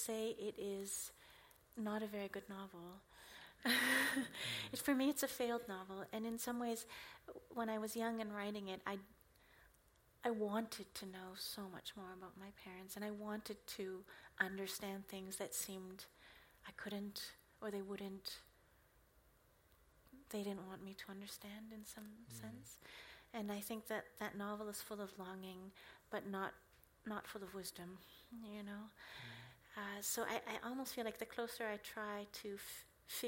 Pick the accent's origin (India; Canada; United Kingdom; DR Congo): Canada; first language English; I was born in Canada.